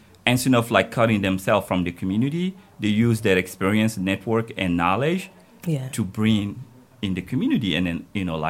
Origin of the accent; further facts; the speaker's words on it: Guinea; moved away as an adult; also born or lived in United States; now in Germany; So I was born in Guinea.